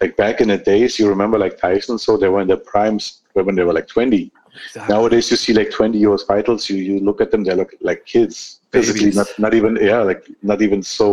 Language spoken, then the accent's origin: English; Germany; also born or lived in Armenia; I grew up in Germany. I got my education in Germany